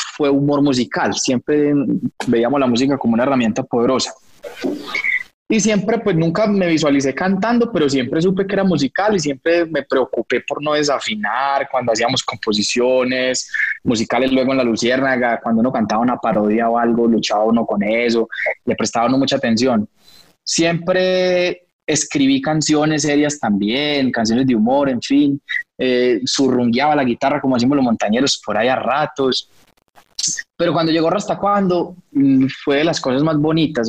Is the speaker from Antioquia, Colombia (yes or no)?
yes; Antioquia, Colombia; Nosotros los montañeros